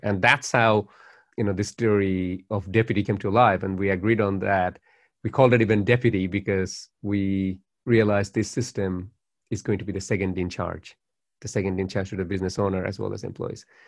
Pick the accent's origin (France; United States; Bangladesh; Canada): Bangladesh; Dhaka, Dhaka Division; now in Australia; my life in Bangladesh was quite privileged as well